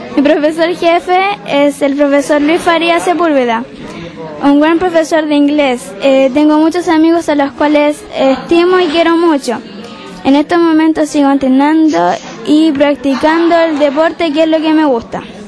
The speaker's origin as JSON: {"language": "Spanish", "town": "Cunaco", "region": "O'Higgins", "country": "Chile", "tie": "born or raised there", "also_born_or_lived": "San Fernando", "said": "nací el 16 de junio de 1993 en el Hospital de San Fernando y vivo en Cunaco. en mi fase estuve en la escuela F461 Cunaco. Eh, ahí realicé mis estudios de kinder a octavo básico."}